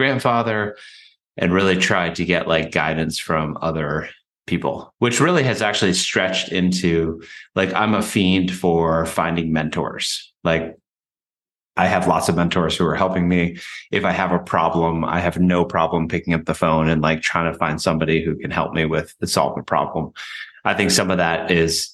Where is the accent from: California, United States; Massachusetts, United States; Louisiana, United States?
Massachusetts, United States; Western; born or raised there; also born or lived in Paraguay